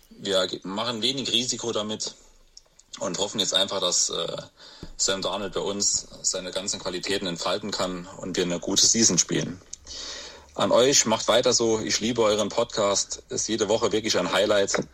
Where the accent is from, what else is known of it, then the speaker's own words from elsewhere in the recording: Saarland, Germany; das sind wir als Saarländer besonders stolz. Bei uns im Saarland gilt Maggi ja als Kulturgut.